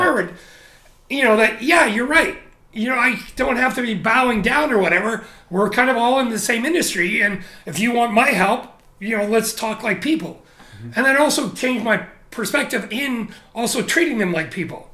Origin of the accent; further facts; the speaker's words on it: Canada; moved away as an adult; also born or lived in Japan; now in Shanghai, China; growing up in Canada